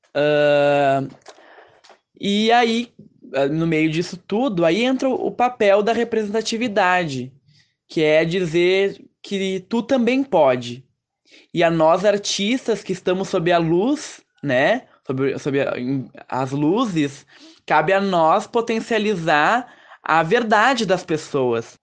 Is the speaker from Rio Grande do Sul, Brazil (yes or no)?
yes; Caxias do Sul, Rio Grande do Sul, Brazil; sou aqui de Caxias do Sul